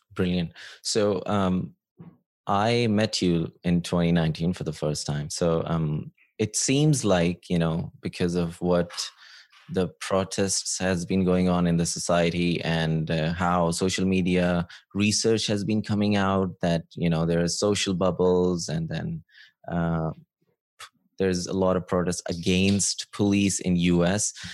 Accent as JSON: {"language": "English", "country": "Pakistan", "tie": "born or raised there", "moved": "yes", "said": "growing up in Pakistan"}